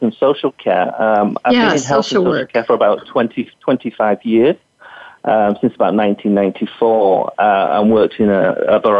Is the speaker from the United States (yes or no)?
no; England, United Kingdom; moved away as an adult; also born or lived in Western Australia; now in Australia; I was born in England and was qualified in England